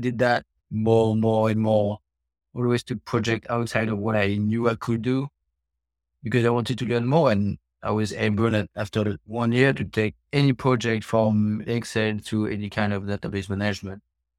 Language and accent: English; France; moved away as an adult; also born or lived in China / Hong Kong / Cambodia; now in United States; I was born in France.